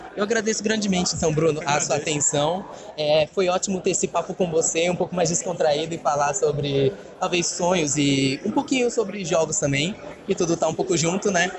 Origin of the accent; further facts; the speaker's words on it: Brazil; nós que somos brasileiros